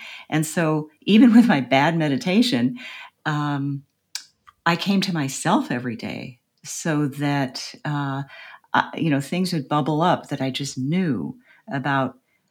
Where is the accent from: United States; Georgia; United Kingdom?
United States; as an American